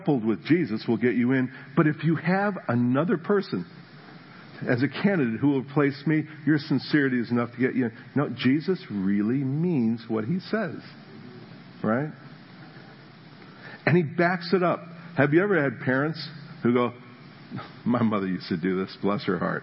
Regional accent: New Jersey, United States; moved away; I was from New Jersey. We're living in New Jersey

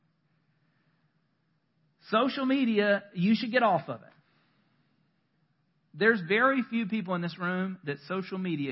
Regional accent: North Carolina, United States; I'm born and bred North Carolinian

